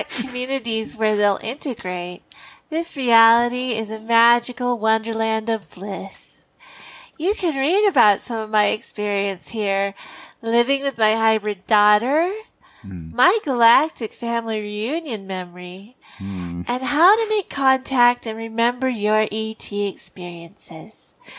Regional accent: Sedona, Arizona, United States; I'm from Sedona, Arizona.

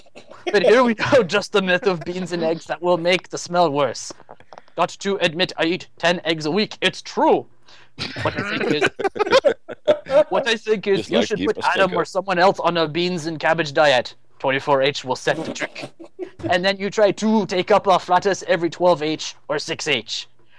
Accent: Belgium; English is a second language; Hello. Hello, I'm from Belgium, and I watched Mythbusters now for like 6 months.

